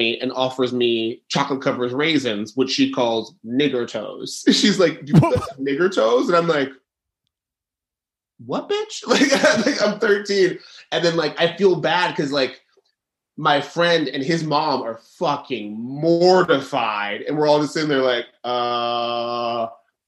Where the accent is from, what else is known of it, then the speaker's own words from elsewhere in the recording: Dallas, Texas, United States; I grew up in Dallas, Texas, and went to a very bougie prep school